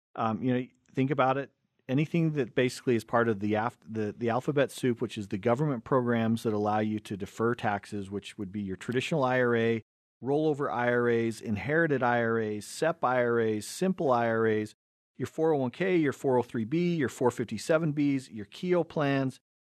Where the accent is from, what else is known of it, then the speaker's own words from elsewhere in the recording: Cottonwood Heights, Utah, United States; we grew up in Cottonwood Heights, and so we were smack dab in the middle between Big Cottonwood Canyon, Little Cottonwood Canyon